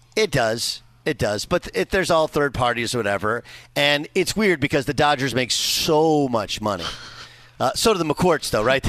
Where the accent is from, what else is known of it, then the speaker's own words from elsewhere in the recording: Orange, California, United States; my brother and sister, we grew up in Orange, California